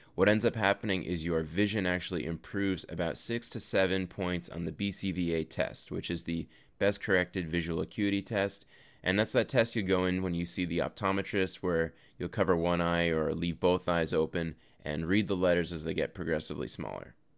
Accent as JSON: {"language": "English", "country": "Canada", "moved": "yes", "lives_now": "United States", "said": "I am actually Canadian, but I do live in the U S"}